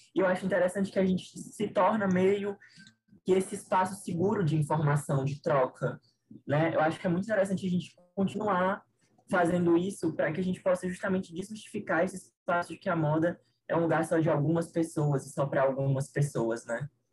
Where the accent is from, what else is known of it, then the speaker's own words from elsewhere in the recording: Fortaleza, Ceará, Brazil; eu sou de Fortaleza